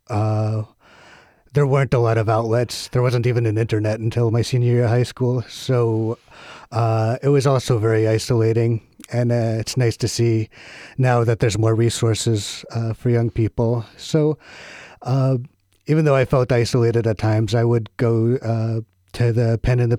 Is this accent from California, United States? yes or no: no; Corvallis, Oregon, United States; Um, it's a beautiful little liberal bubble of a town.